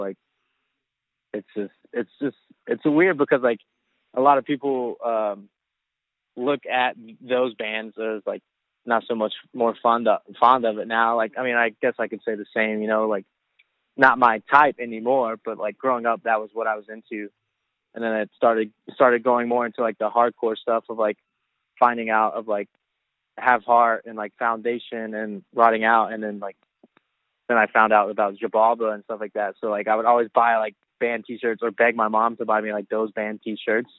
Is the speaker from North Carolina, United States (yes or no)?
yes; North Carolina, United States; I'm actually from North Carolina.